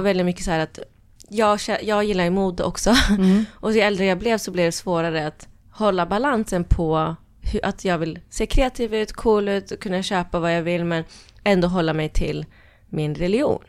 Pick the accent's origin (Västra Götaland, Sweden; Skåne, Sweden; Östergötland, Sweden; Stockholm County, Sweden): Östergötland, Sweden; Norrköping; moved away as an adult; also born or lived in Norway / London; jag växte upp i Norrköping.